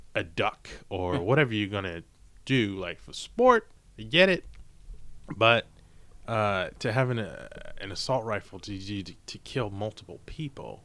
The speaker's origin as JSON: {"language": "English", "region": "Maryland", "country": "United States", "said": "I'm from Maryland"}